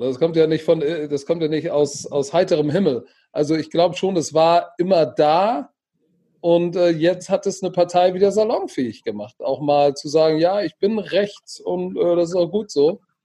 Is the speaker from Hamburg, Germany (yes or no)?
yes; Hamburg, Germany; ich bin Deutscher und Hamburger und zwar durch und durch